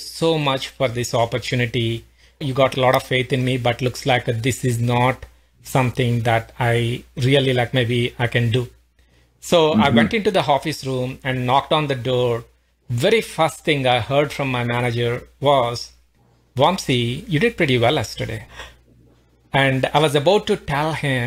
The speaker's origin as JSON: {"language": "English", "country": "India", "moved": "as an adult", "lives_now": "Pittsburgh, United States", "said": "I'm originally from India, been living in US for almost like 19 years now"}